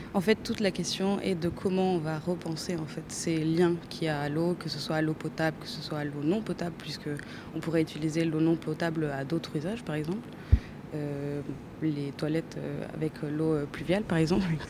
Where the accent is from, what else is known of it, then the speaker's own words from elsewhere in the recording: Chile; moved away as an adult; now in France; J'ai grandi au Chili